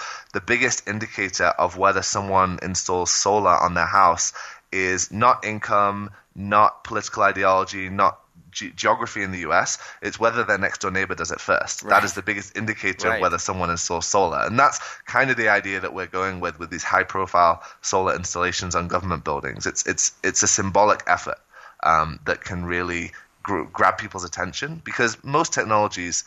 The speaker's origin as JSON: {"language": "English", "area": "Shropshire", "region": "West Midlands", "country": "United Kingdom", "tie": "born or raised there", "also_born_or_lived": "North Carolina / Bay Area", "moved": "as an adult", "lives_now": "Colombia", "said": "So I grew up in Shropshire, which is a rural county on the Welsh border about an hour south of Manchester. I grew up on a farm there and actually moved to the U.S. for college"}